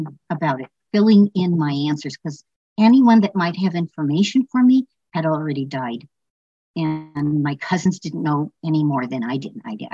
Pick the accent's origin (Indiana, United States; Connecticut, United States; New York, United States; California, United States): California, United States; Los Angeles; I grew up in Los Angeles